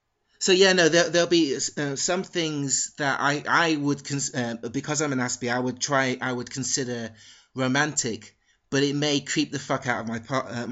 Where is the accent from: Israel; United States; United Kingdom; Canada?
United Kingdom; London; born there; Basically, I was born in London, but I spent a lot of period of my life in a working class town.